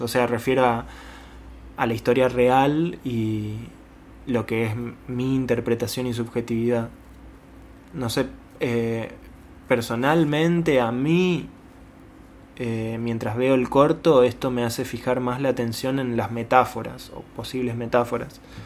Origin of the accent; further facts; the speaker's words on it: Goya, Corrientes, Argentina; soy de Goya Corrientes